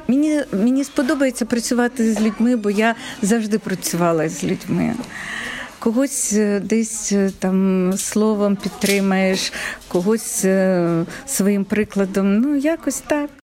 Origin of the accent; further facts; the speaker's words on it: Kharkiv, Kharkiv Oblast, Ukraine; moved away as an adult; я також з Харкова